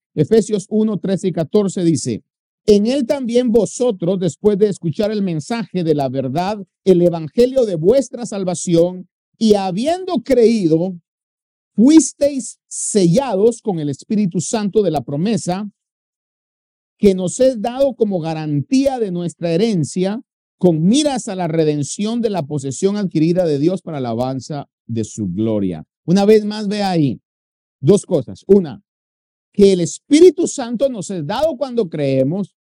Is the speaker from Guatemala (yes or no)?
yes; Guatemala; moved away; los guatemaltecos tenemos una comida que se llama chuchito.